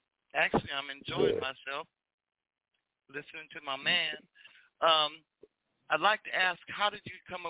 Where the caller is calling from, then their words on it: Los Angeles, California, United States; I'm calling from South Central.